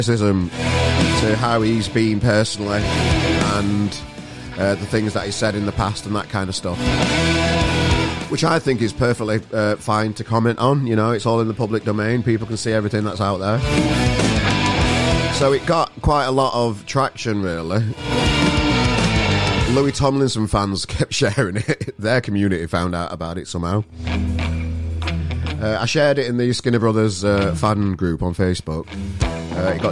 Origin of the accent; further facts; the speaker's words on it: Sheffield, Yorkshire and the Humber, United Kingdom; now in Manchester, United Kingdom; I'm a Yorkshire lad myself. I'm from Sheffield originally. I live in Manchester now